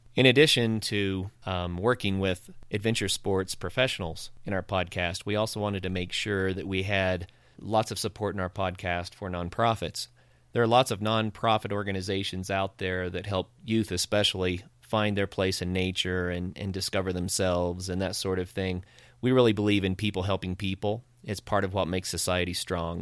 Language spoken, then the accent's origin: English; Ozark Mountains, northeastern Oklahoma, United States; now in Colorado, United States; I grew up in the Ozark Mountains in northeastern Oklahoma and grew up on a farm